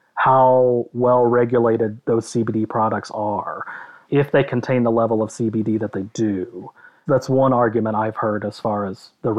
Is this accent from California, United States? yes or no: no; Kentucky, United States; moved away as an adult; also born or lived in Pennsylvania; no, I'm actually from Kentucky.